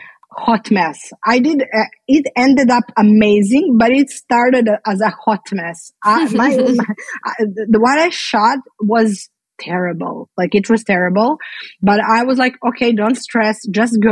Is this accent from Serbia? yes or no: yes; Belgrade, Serbia; I'm from Belgrade, Serbia